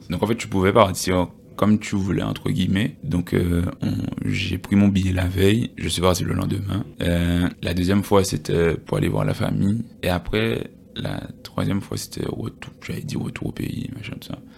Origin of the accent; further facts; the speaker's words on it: Guadeloupe; first language Creole; créole, je parle créole. Tu vois, donc en fait, c'est pour moi, c'est pas, c'est limite, je dirais, ma première langue.